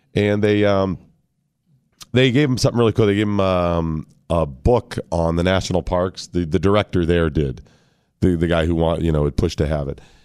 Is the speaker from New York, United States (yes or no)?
no; Northeastern Ohio, United States; moved away; white guy growing up in Northeastern Ohio, Christian, rural family